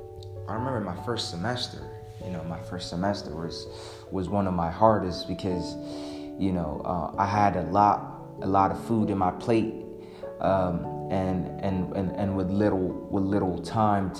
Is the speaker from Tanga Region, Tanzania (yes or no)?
no; Arusha, Tanzania; I'm from Arusha, Tanzania